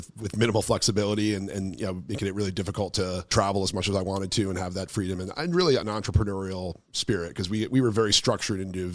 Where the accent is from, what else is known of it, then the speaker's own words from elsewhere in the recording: New Jersey, United States; moved away as an adult; also born or lived in New York City; now in San Juan, Puerto Rico; I grew up down in New Jersey